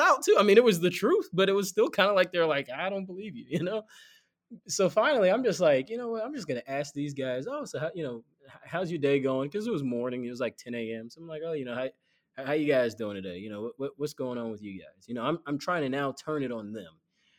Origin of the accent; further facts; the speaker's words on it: Chicago, Illinois, United States; Where are you from? Oh, Chicago.